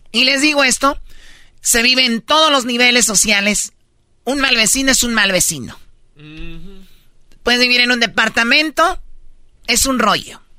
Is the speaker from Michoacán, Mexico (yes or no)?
yes; Michoacán, Mexico; Soy michoacano hasta el tope. No, no, eso No, ya traemos la sangre.